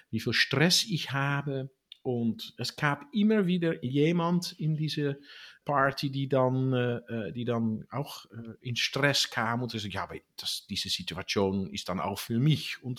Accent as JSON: {"language": "German", "country": "Netherlands", "tie": "born there", "said": "ich bin in Holland geboren"}